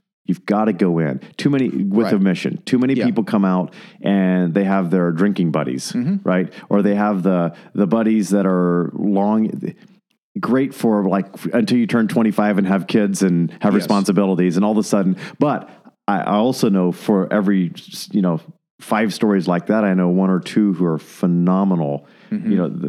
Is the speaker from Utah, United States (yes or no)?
no; Fort Worth, Texas, United States; he said he's from Texas. He's from Midland. I'm from Fort Worth.